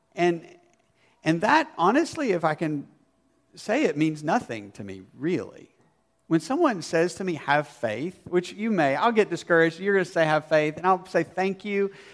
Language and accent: English; Arkansas, United States; I grew up in Arkansas